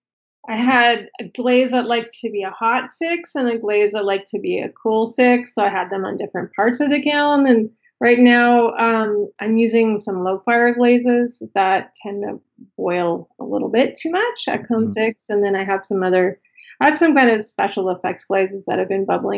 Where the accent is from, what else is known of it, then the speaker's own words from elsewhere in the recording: Toronto, Ontario, Canada; also born or lived in Fullerton; I'm from Toronto